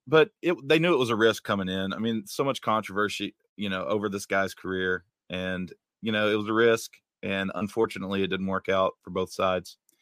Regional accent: West Virginia, United States; moved away; I grew up in West Virginia

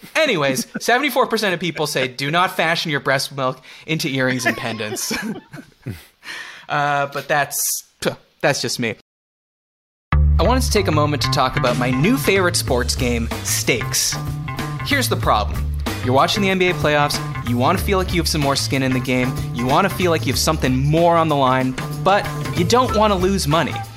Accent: Canada; We're both Canadian

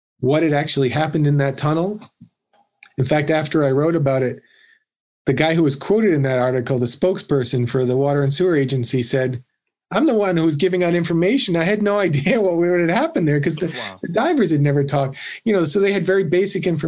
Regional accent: Massachusetts, United States; also born or lived in New York; I grew up in Massachusetts.

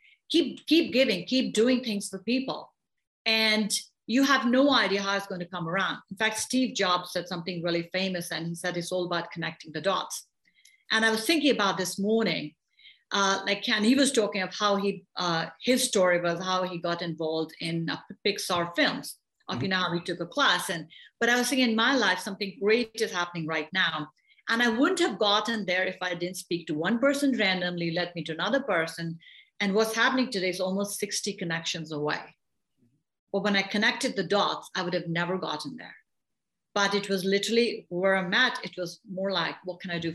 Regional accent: India; also born or lived in England / Canada; now in United States; I grew up in India, I went to school in England, I lived in Canada, I'm here now, I've lived in many other places

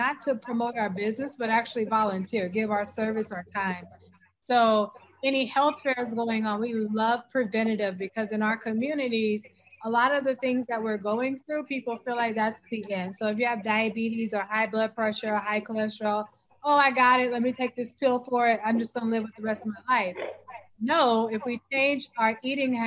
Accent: Augusta, Georgia, United States; I'm from Augusta, Georgia.

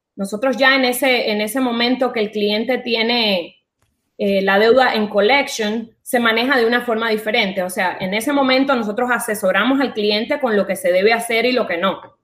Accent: Cuba; moved away as an adult; also born or lived in France; now in Miami, United States; nací en Cuba, me fui de Cuba cuando tenía 20 años, viví en Francia, eh, de Francia me vine a Miami, llevo 15 años viviendo en Miami

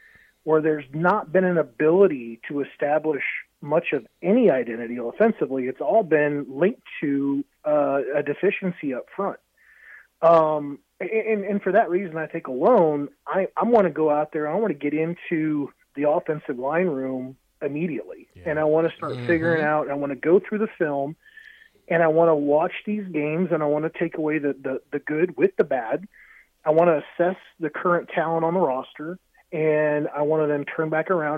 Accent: Columbus, Nebraska, United States; I'm from Columbus

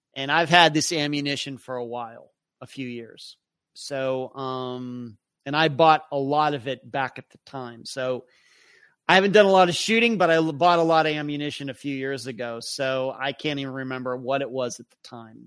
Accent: Leechburg, Pennsylvania, United States; moved away; my hometown of Leechburg, Pennsylvania

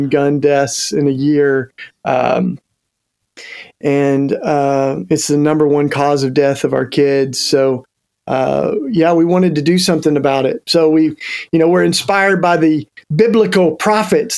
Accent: East Tennessee, United States; accent: Southern twang; moved away; I'm a Tennessee boy, and even though I've been out of there for a couple of decades, I still got my Southern twang. I grew up in East Tennessee.

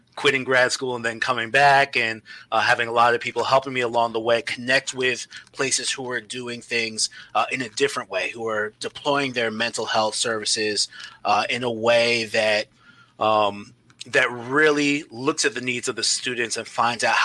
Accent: New York City, New York, United States; I grew up in New York City, New York City public schools

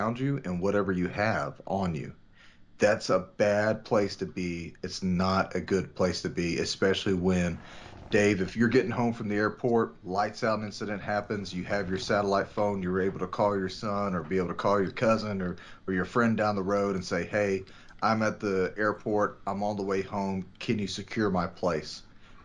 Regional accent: Texas, United States; my home state of Texas

